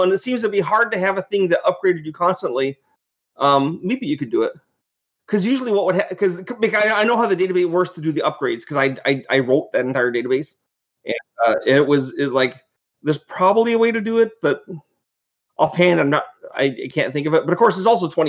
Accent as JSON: {"language": "English", "country": "Canada", "said": "I'm from Canada, so I've made the laser bear with the Canadian flag on it"}